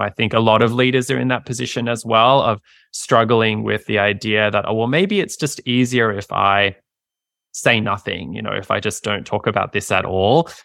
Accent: Australia; moved away as an adult; now in United States; I practiced in my home country, Australia

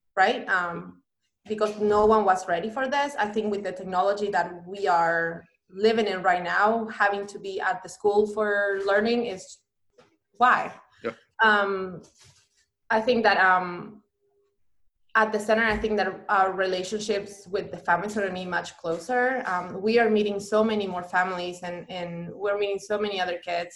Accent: Banfield, Buenos Aires Province, Argentina; moved away; I am from Buenos Aires, mm-hmm. um, the capital of Argentina. I grew up in a neighborhood called Banfield

